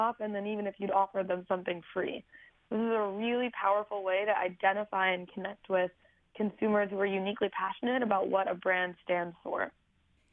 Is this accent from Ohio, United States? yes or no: yes; Cleveland, Ohio, United States; I'm from Cleveland, and I'd started an environmental nonprofit